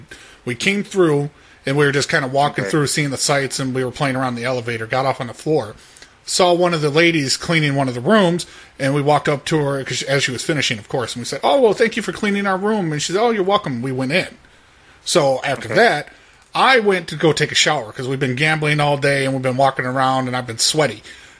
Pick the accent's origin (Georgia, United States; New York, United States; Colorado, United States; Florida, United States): Florida, United States; We come from Florida, and we're just kind of driving through.